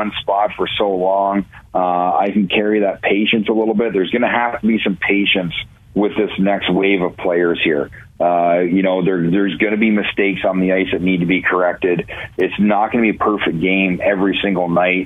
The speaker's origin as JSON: {"language": "English", "region": "Ontario", "country": "Canada", "tie": "born or raised there", "also_born_or_lived": "Cleveland, Ohio", "moved": "yes", "said": "growing up in Ontario"}